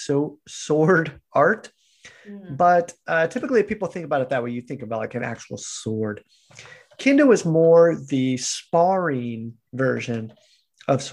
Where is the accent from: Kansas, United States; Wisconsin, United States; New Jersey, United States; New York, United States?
Kansas, United States; moved away; also born or lived in Japan; I'm this guy from Kansas